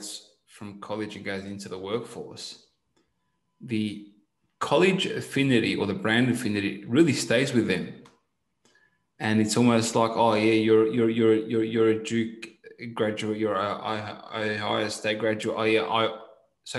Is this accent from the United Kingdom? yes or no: no; Australia; moved away; I'm originally from Australia